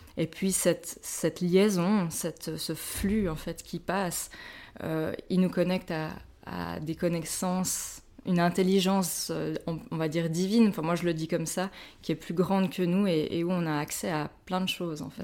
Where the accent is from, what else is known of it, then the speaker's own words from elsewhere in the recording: Switzerland; ambulancière chez nous, en Suisse